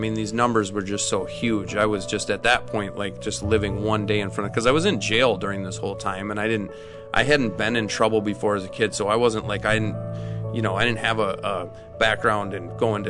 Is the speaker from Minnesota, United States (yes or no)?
yes; Minnesota, United States; So I'm from Minnesota, born and raised, grew up in central Minnesota.